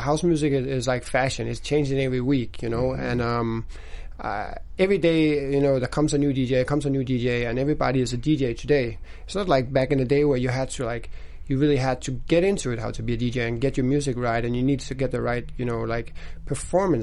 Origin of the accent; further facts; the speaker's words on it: Denmark; moved away as an adult; now in Los Angeles, United States; the neighborhood where I grew up in Denmark